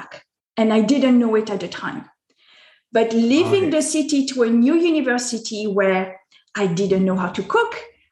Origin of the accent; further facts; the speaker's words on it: France; I was born in France. Mm-hmm. I am both French and American, but I was born in France